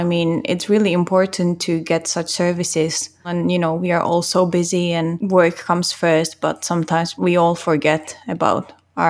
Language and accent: English; Czechia; now in Finland; I'm from the Czech Republic.